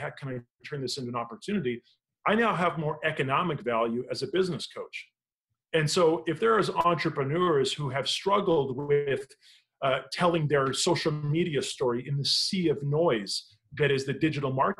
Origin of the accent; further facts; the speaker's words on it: Canada; I'm Canadian